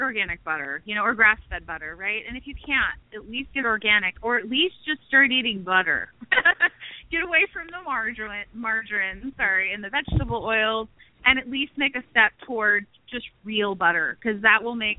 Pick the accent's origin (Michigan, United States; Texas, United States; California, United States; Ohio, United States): Texas, United States; moved away as an adult; now in Florida, United States; I'm from Texas, but like I said, my husband's military, so we've traveled all over the place. We are currently in Florida.